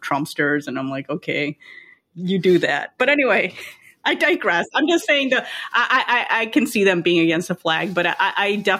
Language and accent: English; Lincolnwood, Illinois, United States; when I grew up in Lincolnwood